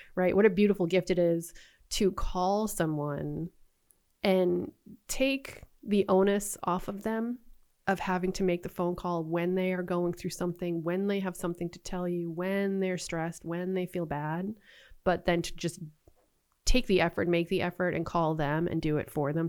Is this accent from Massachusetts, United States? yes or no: yes; Boston, Massachusetts, United States; moved away; I'm originally from Boston